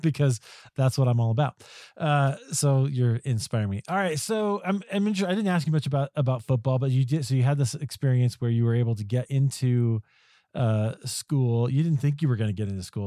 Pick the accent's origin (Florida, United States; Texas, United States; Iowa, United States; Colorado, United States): Iowa, United States; I grew up in Iowa